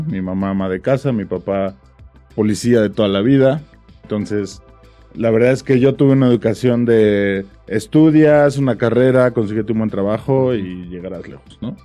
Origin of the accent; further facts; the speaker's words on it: Pachuca, Hidalgo, Mexico; yo soy de Pachuca